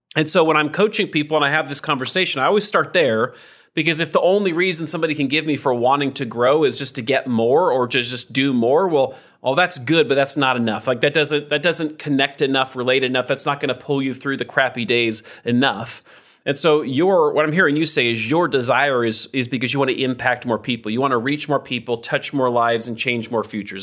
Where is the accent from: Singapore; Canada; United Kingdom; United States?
United States; Idaho; I'm from Idaho.